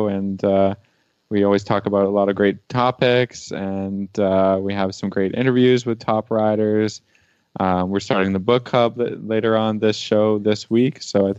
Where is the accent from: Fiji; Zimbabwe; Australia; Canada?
Canada; I am Canadian, so I bring a little bit of international flavor to the show.